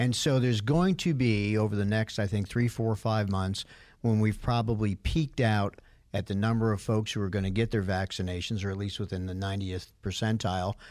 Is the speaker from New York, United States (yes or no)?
yes; New York City, New York, United States; I grew up in New York City area, as Bruce did, in the sixties and seventies